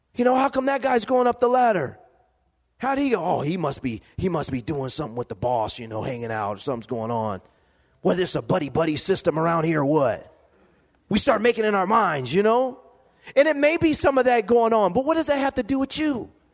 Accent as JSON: {"language": "English", "town": "Lompoc", "region": "California", "country": "United States", "tie": "born or raised there", "said": "growing up in Lompoc, California, living in a be- one bedroom home"}